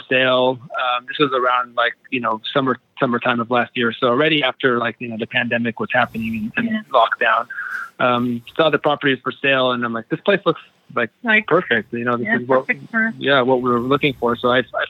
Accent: Los Angeles, California, United States; I grew up in Los Angeles

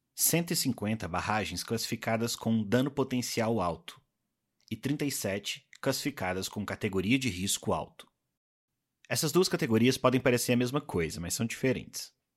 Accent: Minas Gerais, Brazil; como mineiro

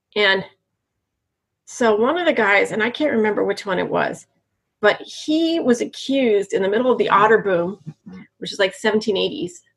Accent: Berkeley, California, United States; I grew up in Berkeley, like 63 to 81

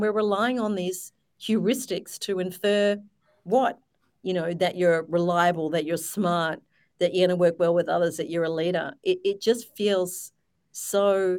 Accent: Australia; I'm an Aussie.

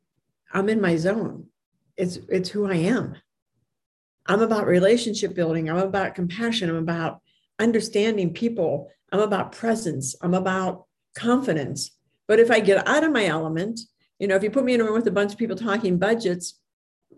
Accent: Hermitage, Pennsylvania, United States; I'm from Hickory Hermitage, but it's in Sharon, Pennsylvania

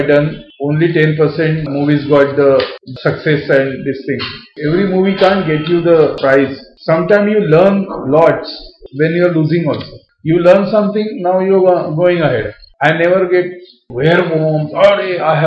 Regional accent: Maharashtra, India; I am purely Indian, purely Maharashtrian

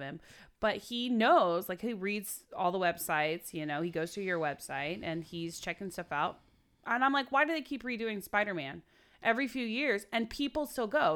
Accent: Oklahoma, United States; now in Los Angeles, United States; I'm from Oklahoma

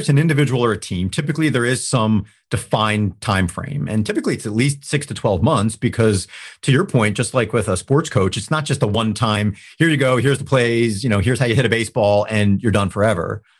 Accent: New Jersey, United States; moved away as an adult; now in Pittsburgh, United States; I was from New Jersey

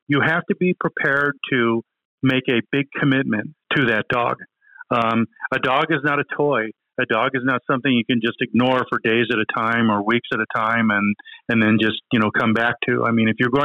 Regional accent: Texas, United States; I am a Texan. I will always be a Texan. I will live the rest of my life right here in the wonderful Lone Star State.

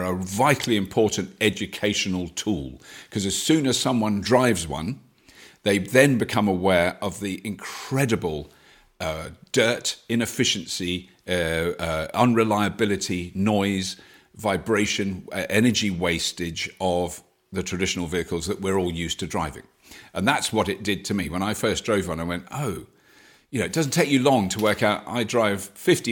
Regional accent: United Kingdom; I'm British

